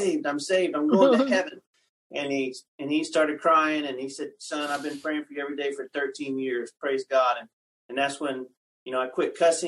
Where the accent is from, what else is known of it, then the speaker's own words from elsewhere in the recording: West Texas, United States; I grew up in West Texas, lived all over South Texas and West Texas